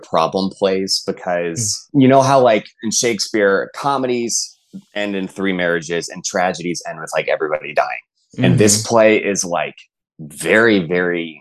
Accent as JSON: {"language": "English", "region": "Texas", "country": "United States", "said": "I'm from Texas. And like, we have like a football dynasty at my school."}